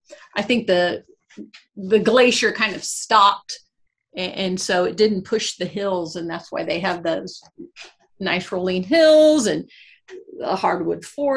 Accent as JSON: {"language": "English", "town": "West Lafayette", "region": "Indiana", "country": "United States", "said": "we're from West Lafayette"}